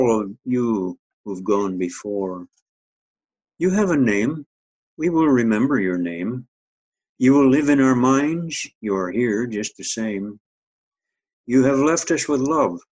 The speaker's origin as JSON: {"language": "English", "region": "northern Saskatchewan", "country": "Canada", "tie": "born or raised there", "moved": "yes", "lives_now": "Maple Ridge, Canada", "said": "my hometown in northern Saskatchewan"}